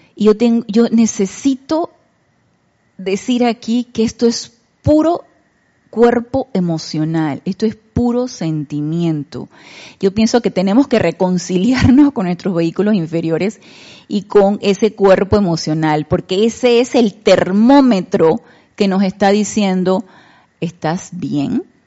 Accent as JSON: {"language": "Spanish", "country": "Panama", "said": "nosotros en Panamá"}